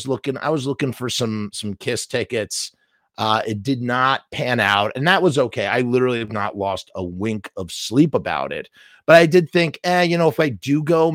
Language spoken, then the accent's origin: English; New York City, New York, United States; I'm a New Yorker. I'm literally a stone skip away from going to Madison Square Garden